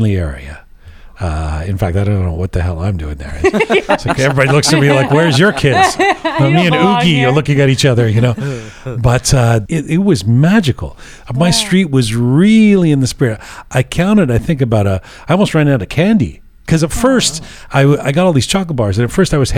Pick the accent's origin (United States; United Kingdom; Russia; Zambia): United Kingdom; London; moved away; also born or lived in Iran; I grew up in London and we didn't have Halloween